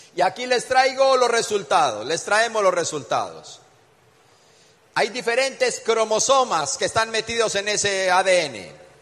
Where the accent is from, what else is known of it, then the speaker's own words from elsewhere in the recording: Colombia; Venimos desde Colombia